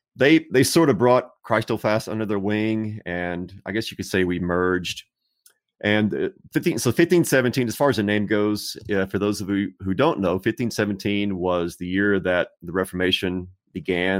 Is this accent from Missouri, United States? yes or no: no; Texas, United States; I was raised in Texas, still live in Texas